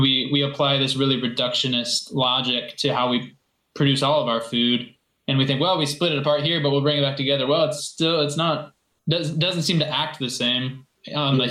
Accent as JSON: {"language": "English", "town": "Kalamazoo", "region": "Michigan", "country": "United States", "tie": "born or raised there", "also_born_or_lived": "Mexico", "said": "But I'm now back in my native Kalamazoo, Michigan"}